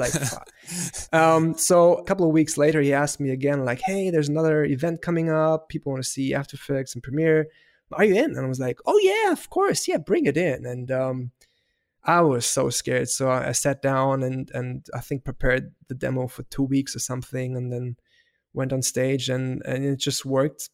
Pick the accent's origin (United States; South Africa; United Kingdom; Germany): Germany; Heidelberg, Baden-Württemberg; first language German; English is a second language; I was raised in Heidelberg, so that's in southern part of Germany